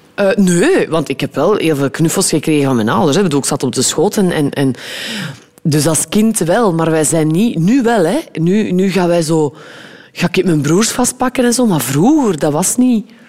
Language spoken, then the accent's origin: Dutch; West Flanders, Belgium; ik ben ook een West-Vlaming